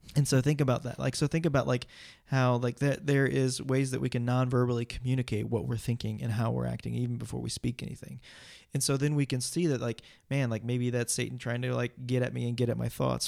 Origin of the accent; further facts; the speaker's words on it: United States; I'm an American